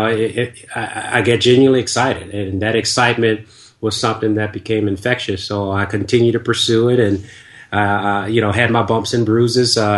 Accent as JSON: {"language": "English", "town": "Washington", "region": "District of Columbia", "country": "United States", "also_born_or_lived": "the South (US)", "moved": "yes", "said": "since I was originally from Washington, D.C."}